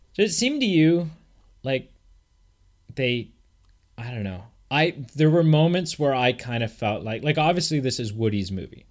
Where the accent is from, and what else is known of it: Canada